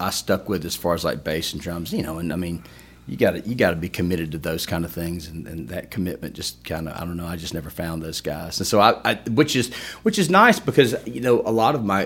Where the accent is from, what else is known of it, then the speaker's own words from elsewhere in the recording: Opelika, Alabama, United States; also born or lived in Tuscaloosa; Born and raised in Opelika